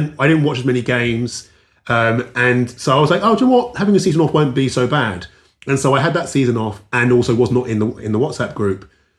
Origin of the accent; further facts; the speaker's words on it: London, United Kingdom; moved away as an adult; now in Los Angeles, United States; On that note, so I grew up in South London near Wimbledon